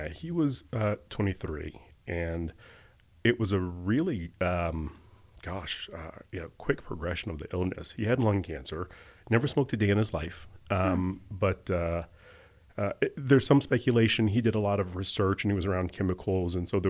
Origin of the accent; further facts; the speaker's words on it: Montgomery, Alabama, United States; I am the son of educators. I was born and raised in Montgomery, Alabama, middle-class family.